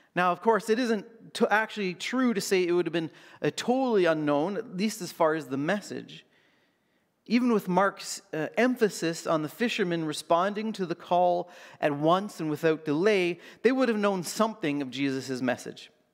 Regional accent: Canada; as a Canadian

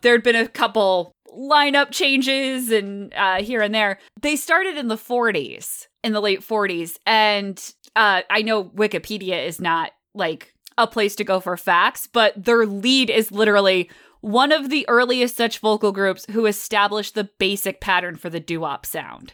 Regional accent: Connecticut, United States; I was able to grow up in Connecticut in the nineties and hear Wolfman Jack

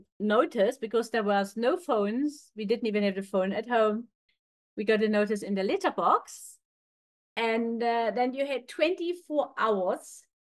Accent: East Germany, Germany; moved away; growing up in East Germany was like a boot camp.

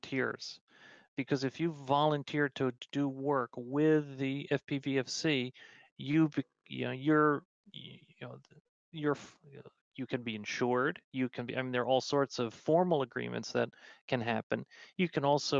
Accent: New York, United States; I'm a New Yorker

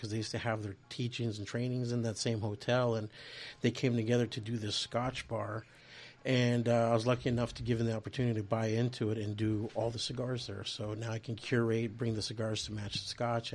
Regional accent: Portland, Oregon, United States; moved away; I was born in Portland and grew up in Oregon

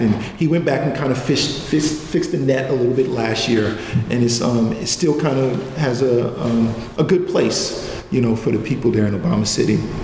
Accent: New York City, New York, United States; I'm from Clinton Hill, Bedford Stuyvesant area

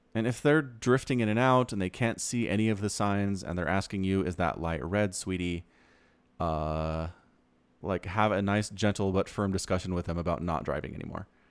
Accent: Utah, United States; also born or lived in Idaho; I grew up in Utah

